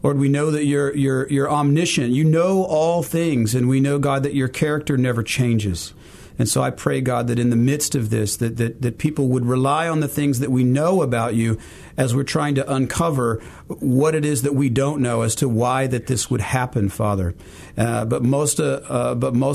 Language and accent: English; Fort Smith, Arkansas, United States; moved away as an adult; also born or lived in Jonesboro, Arkansas; now in Memphis, United States; I came from Fort Smith, Arkansas. That's where I grew up, did the bulk of my growing up, sixth grade all the way through high school